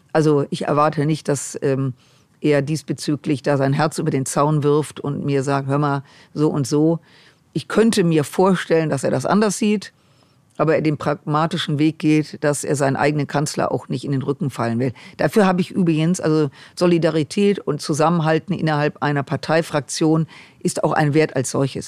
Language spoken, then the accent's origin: German; Düsseldorf, North Rhine-Westphalia, Germany; ich komme aus Düsseldorf